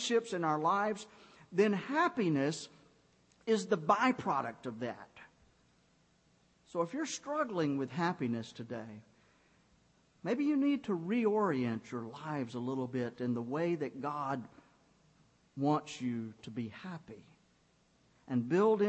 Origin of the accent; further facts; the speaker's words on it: Griffin, Georgia, United States; moved away; my hometown in Griffin